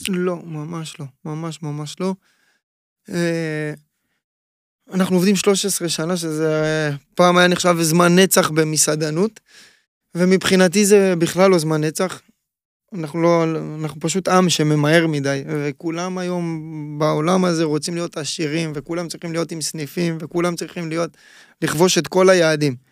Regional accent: Ashdod, Southern District, Israel; נולדתי באשדוד, נולדתי קרוב מאוד לים

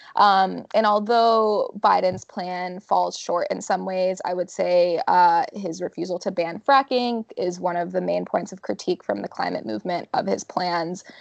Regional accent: Florida, United States; moved away; I actually vote in my home state of Florida

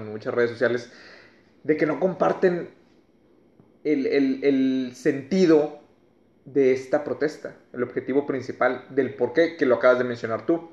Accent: Mexico; como mexicanos

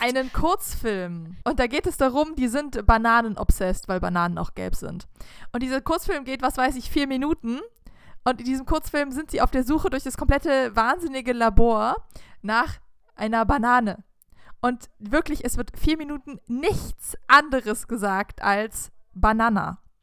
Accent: Southern Germany, Germany; wir in unserer süddeutschen Pampa haben halt einfach andere Wörter benutzt

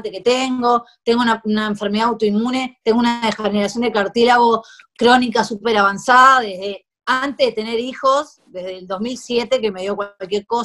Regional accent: Uruguay; now in Spain; Sí, yo soy uruguayo.

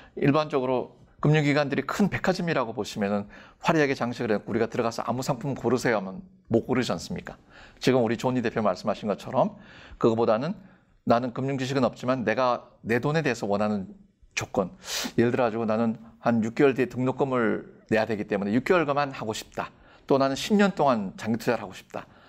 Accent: South Korea; 저는 한국인이고

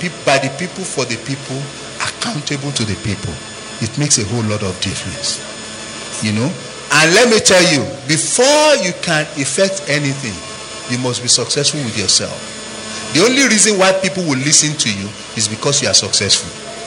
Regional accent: Nigeria; now in United States

